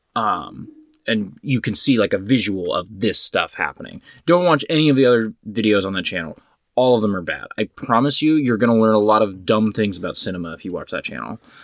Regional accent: United States; I, as an American

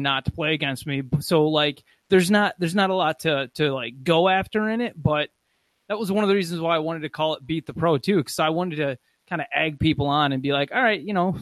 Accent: Muskegon, Michigan, United States; when I was growing up in Muskegon, Michigan

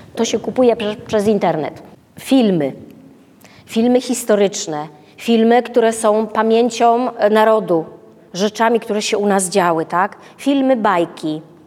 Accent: Wrocław, Lower Silesian Voivodeship, Poland; my jesteśmy z Wrocławia

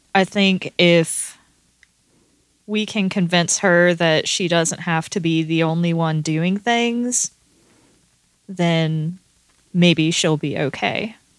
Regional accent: the American South, United States; I was born and raised there

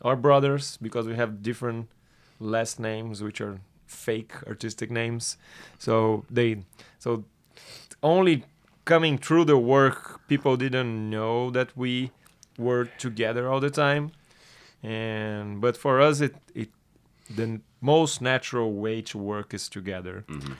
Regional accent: Brazil; born or raised there

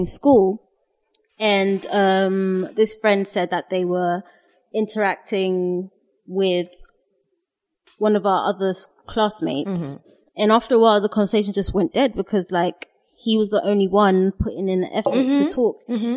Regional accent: Ghana; we are Ghanaian. Yes, I'm from Ghana

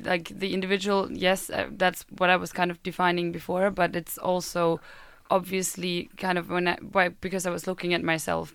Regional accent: Germany; moved away as an adult; now in Sweden; I am a German uh, student

